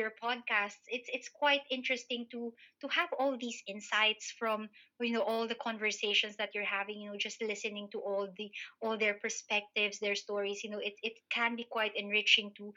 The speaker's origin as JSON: {"language": "English", "country": "Philippines", "moved": "as an adult", "lives_now": "United Kingdom", "said": "I'm a Filipino migrant, so I'm a person of color here in the UK"}